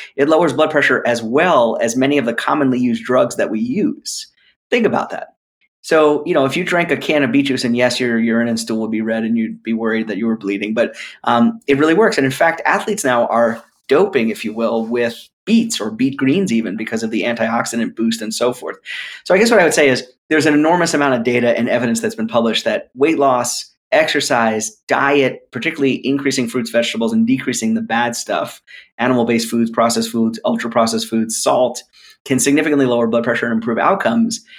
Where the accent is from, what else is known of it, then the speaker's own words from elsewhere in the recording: New York, United States; moved away; also born or lived in North Philadelphia; I'm from New York originally